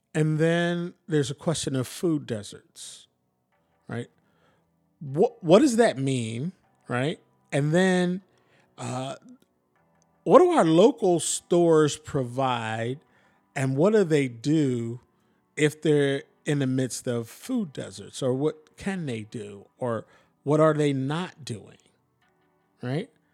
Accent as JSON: {"language": "English", "town": "Philadelphia", "region": "Pennsylvania", "country": "United States", "tie": "born or raised there", "also_born_or_lived": "Atlanta", "moved": "yes", "lives_now": "Portland, United States", "said": "I'm from Philly. I grew up in the city."}